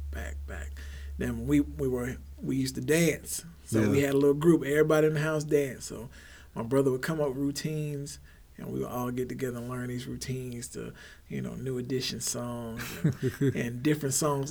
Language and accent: English; Heidelberg, Baden-Württemberg, Germany; born there; also born or lived in Texas; So I was born in Heidelberg, Germany. My family hails from New Orleans, Louisiana.